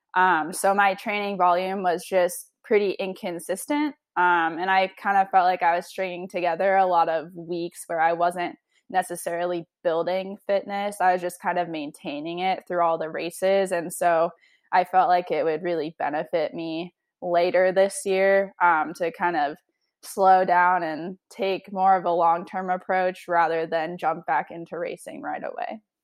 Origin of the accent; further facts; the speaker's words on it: Oregon, United States; moved away as an adult; now in Bedford, United States; growing up in Oregon, it's a super active place